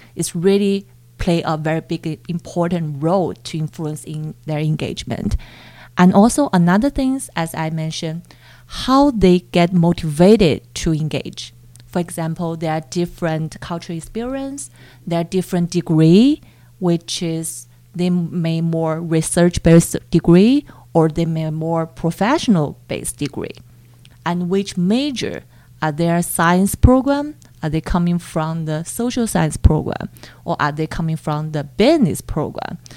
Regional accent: Chongqing, China; moved away as an adult; now in Canada; I was born in Chongqing

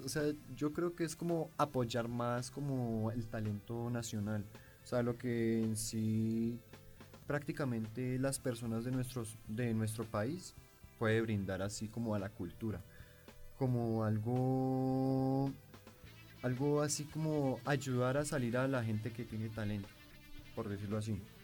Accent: Colombia; nosotros como colombianos que somos

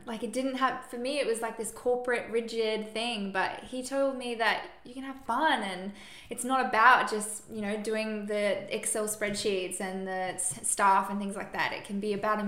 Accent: Brisbane, Queensland, Australia; I grew up here in Brisbane, Queensland, did the normal public school

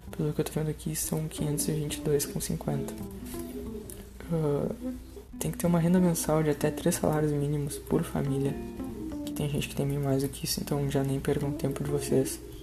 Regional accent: Pelotas, Rio Grande do Sul, Brazil; eu sou de Pelotas, no Rio Grande do Sul

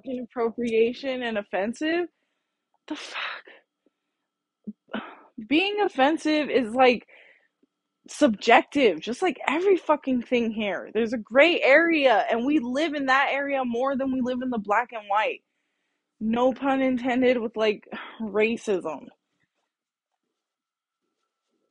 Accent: United States; I'm American

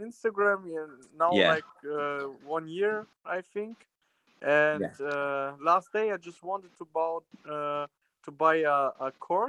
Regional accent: Germany; I'm from Germany.

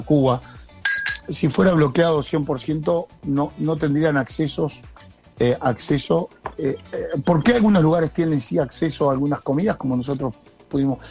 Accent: Uruguay; acá en Uruguay

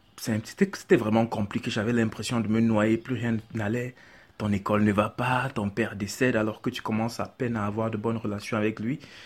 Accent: Yaoundé, Centre, Cameroon; J'ai grandi, je suis né à Yaoundé, j'ai grandi à Yaoundé, j'ai fait toutes mes classes à Yaoundé

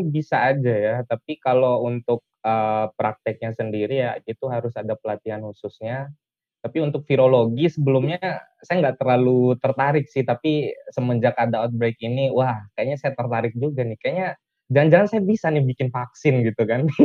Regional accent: Bima, West Nusa Tenggara, Indonesia; Saya asalnya dari Bima, Nusa Tenggara Barat.

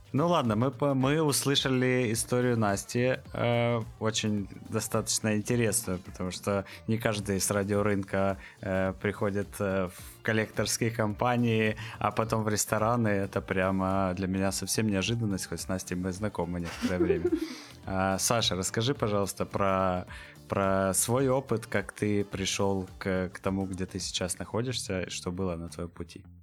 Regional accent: Dnipro, Dnipropetrovsk Oblast, Ukraine; я являюсь коренным жителем Днепра

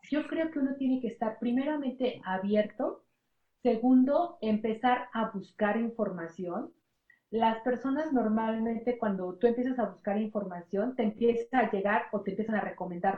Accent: Mexico; soy la segunda mexicana

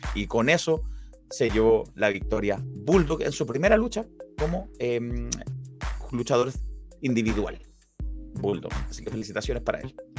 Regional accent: Santiago, Santiago Metropolitan Region, Chile; habíamos varios santiaguinos sorprendidos con, el sonido de la lluvia

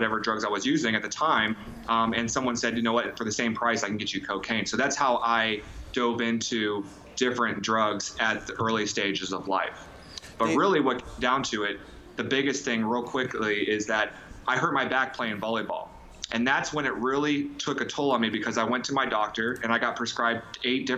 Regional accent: Columbus, Ohio, United States; We're from Columbus, Ohio. I was born and raised here.

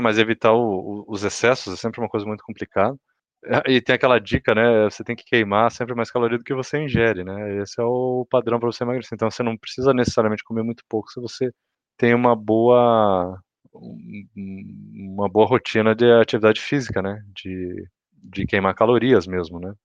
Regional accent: Curitiba, Paraná, Brazil; Eu e o Cauê somos de Curitiba.

